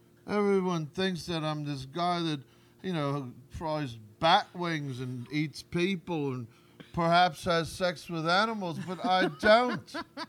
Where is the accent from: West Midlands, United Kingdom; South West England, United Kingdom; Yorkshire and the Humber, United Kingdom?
West Midlands, United Kingdom; Aston; They're from my hometown, Aston, England.